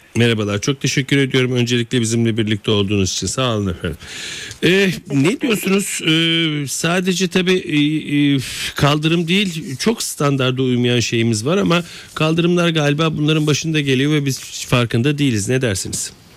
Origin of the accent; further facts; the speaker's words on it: Istanbul, Turkey; Ben Fatih'te büyüdüm